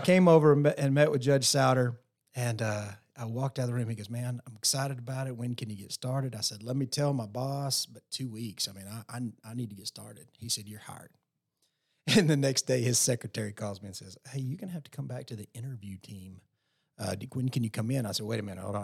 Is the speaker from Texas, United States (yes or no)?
yes; Post, Texas, United States; now in Lubbock, United States; growing up in Post Texas, uh, you know, small town kid